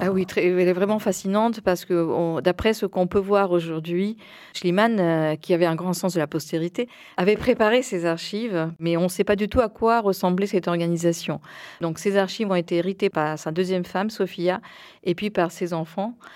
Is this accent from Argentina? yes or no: yes; Buenos Aires, Argentina; moved away; Je suis née à Buenos Aires dans une famille franco-argentine.